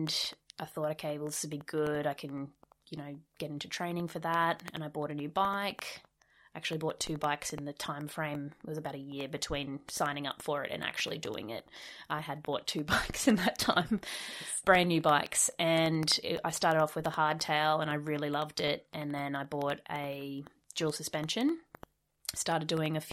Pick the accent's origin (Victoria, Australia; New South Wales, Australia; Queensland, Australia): Queensland, Australia; Cairns; moved away as an adult; also born or lived in Perth / Canada; now in Brisbane, Australia; I grew up in North Queensland in Cairns